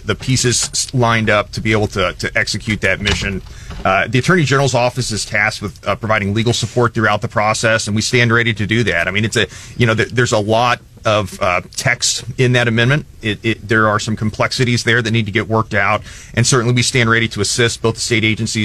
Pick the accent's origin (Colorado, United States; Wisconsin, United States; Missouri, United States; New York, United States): Missouri, United States; I grew up here in Mid-Missouri and attended school here in Mid-Missouri